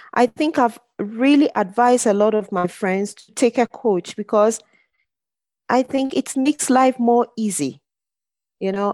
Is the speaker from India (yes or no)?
no; Ghana; now in Zurich, Switzerland; I grew up in Ghana, but I moved here some years back